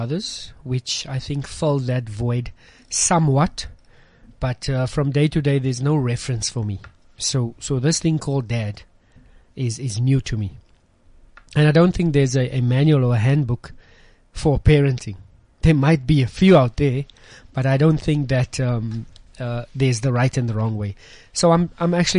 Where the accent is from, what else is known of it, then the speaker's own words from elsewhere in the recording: Johannesburg, Gauteng, South Africa; moved away as an adult; I grew up in Westbury